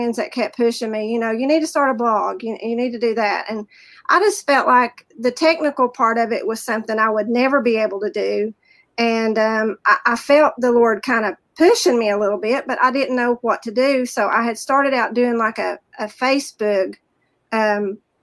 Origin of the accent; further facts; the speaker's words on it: the South, United States; accent: Southern; also born or lived in rural town in Virginia; now in Virginia, United States; You can tell by my accent, I'm from the South